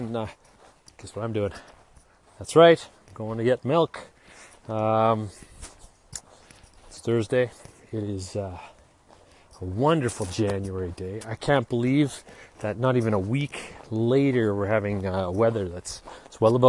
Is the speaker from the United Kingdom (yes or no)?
no; Kamloops, British Columbia, Canada; this little kid growing up in Kamloops